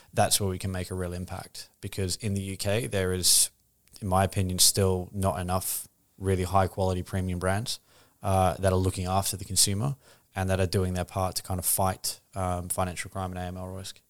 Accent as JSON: {"language": "English", "country": "Australia", "moved": "as an adult", "lives_now": "London, United Kingdom"}